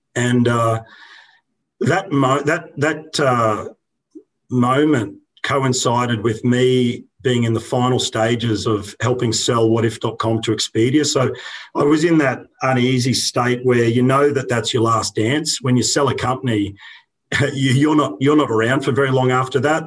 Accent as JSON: {"language": "English", "town": "Brisbane", "region": "Queensland", "country": "Australia", "tie": "born or raised there"}